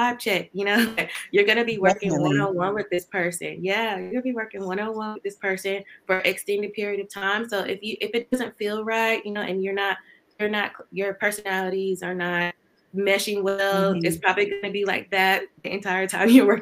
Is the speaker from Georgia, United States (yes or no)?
yes; Georgia, United States; I'm from Georgia, very small town in Georgia, and I got my bachelor's in chemistry degree from Valdosta State University